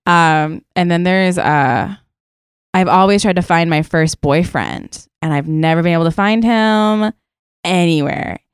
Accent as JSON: {"language": "English", "region": "Maryland", "country": "United States", "moved": "yes", "lives_now": "New York, United States", "said": "I'm also from Maryland"}